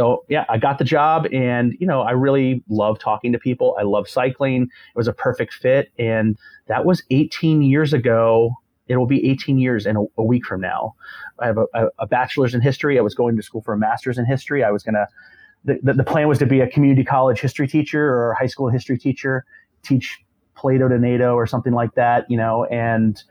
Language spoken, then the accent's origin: English; Florida, United States; moved away as an adult; also born or lived in Gainesville, Florida / Arlington, Virginia; I grew up in Florida in a small town, small beach town